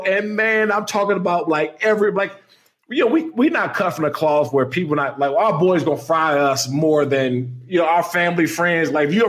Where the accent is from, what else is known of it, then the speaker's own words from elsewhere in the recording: Maryland, United States; I grew up in Prince George's County. And so I went to Frederick Douglass High School in Upper Marlboro.